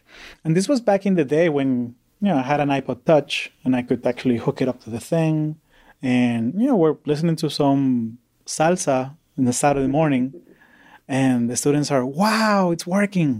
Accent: Orlando, Florida, United States; I grew up in Orlando, Florida

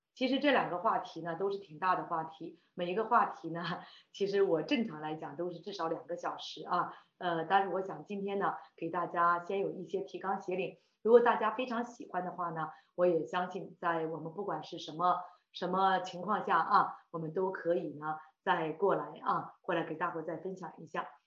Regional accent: Shandong, China; moved away as an adult; now in Toronto, Canada; 我是山东人啊

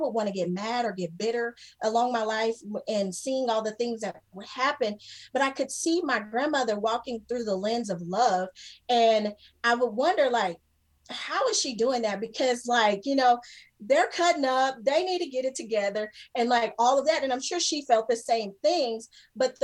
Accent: between Lubbock and Plainview, West Texas, United States; I grew up in Texas, and we were a small town in West Texas, kind of where, like, between Lubbock, Plainview

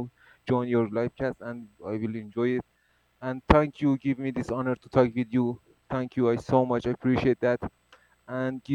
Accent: Iran; I'm from Iran.

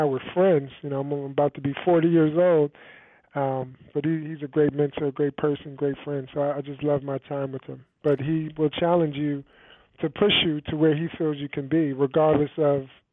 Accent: Peekskill, New York, United States; moved away as an adult; I grew up in Peekskill, New York, outside of in Westchester County

